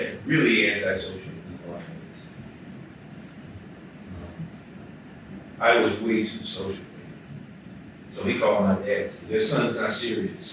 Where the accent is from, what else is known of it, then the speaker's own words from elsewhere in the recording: New Orleans, Louisiana, United States; moved away as an adult; also born or lived in New York; I'm from New Orleans. I grew up uptown